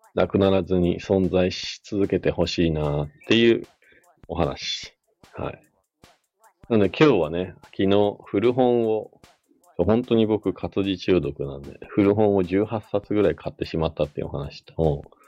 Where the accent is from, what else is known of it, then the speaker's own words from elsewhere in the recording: Nagano or Matsumoto, Japan; now in Hakuba, Japan; 長野市とか松本市とか、まあ、地元に帰った時